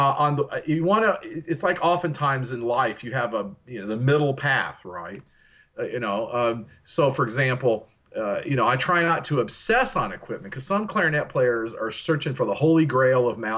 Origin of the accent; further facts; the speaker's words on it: Texas, United States; where I'm from here in Texas